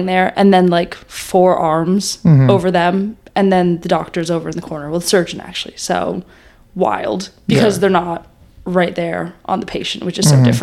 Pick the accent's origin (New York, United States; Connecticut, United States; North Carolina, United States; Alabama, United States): Connecticut, United States; Newtown; moved away as an adult; now in Boston, United States; I'm originally from Newtown, Connecticut